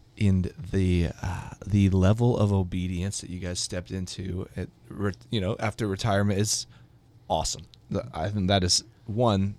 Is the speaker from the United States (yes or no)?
yes; Hawaii, United States; now in Kansas City, United States; I was born in Hawaii.